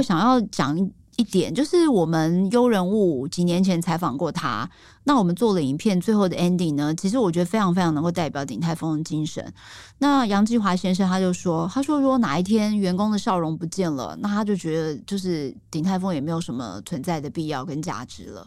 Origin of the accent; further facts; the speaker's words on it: Taiwan; 我们台湾人